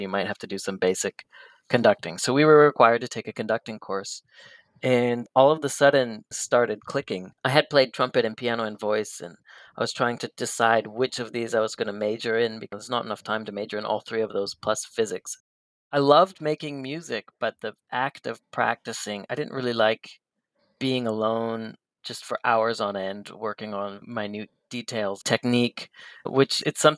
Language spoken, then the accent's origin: English; Belgrade, Montana, United States; Yeah, I was born in 1987 in a very small town called Belgrade, but not in Europe. It was here in the United States in Montana. Very small sort of farm community railroad town of about 10,000 people.